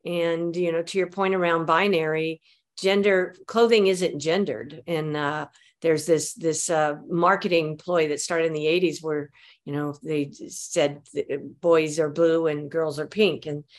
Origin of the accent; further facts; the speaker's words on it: Mobile, Alabama, United States; born there; now in San Francisco, United States; I was born in Mobile, Alabama.